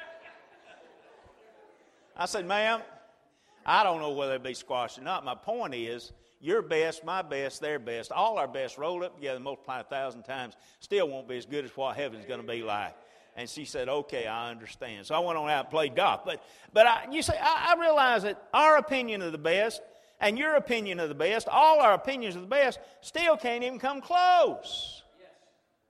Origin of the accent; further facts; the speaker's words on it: Chilton County, Alabama, United States; I was raised in Chilton County on a farm